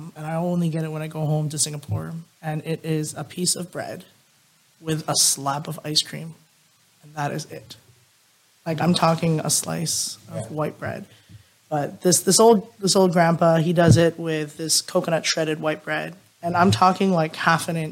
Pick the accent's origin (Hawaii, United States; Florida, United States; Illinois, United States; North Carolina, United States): Hawaii, United States; moved away as an adult; now in Canada; Growing up in Hawaii